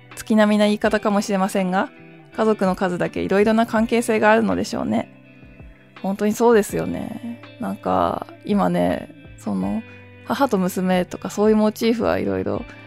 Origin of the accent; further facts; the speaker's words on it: a headwater town in the north of Japan, northern Japan, Japan; now in Tokyo, Japan; 私、水源の町の出身なんですよね